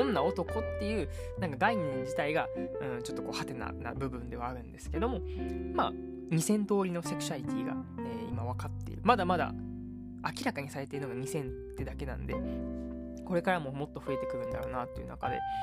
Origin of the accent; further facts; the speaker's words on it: Kyoto, Japan; 一応僕もねあの京都出身のまあ関西人ということなんであのマクドというね民